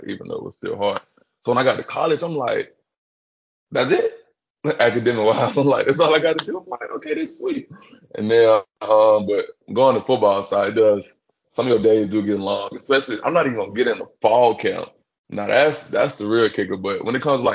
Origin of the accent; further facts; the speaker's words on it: Birmingham, Alabama, United States; moved away as an adult; now in Gainesville, United States; I'm from Birmingham or even Alabama